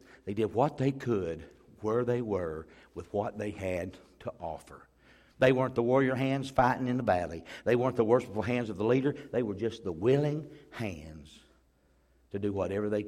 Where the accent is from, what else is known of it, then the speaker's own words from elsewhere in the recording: Pea Ridge, Alabama, United States; Where I grew up over in Pea Ridge, Alabama